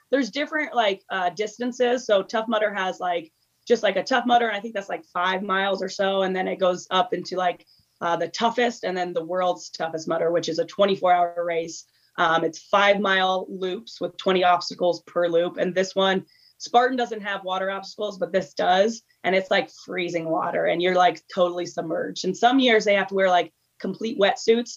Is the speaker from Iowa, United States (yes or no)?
yes; Des Moines, Iowa, United States; also born or lived in Miami / Chicago / California; now in Boulder, United States; I currently live in Boulder, Colorado. Um, and I was born and raised in Des Moines, Iowa, where my whole family still is.